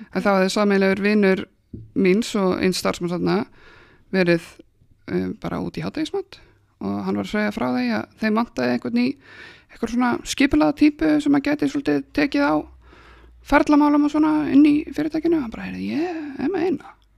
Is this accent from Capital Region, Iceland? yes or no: no; Akranes, Western Region, Iceland; ég er frá Akransinu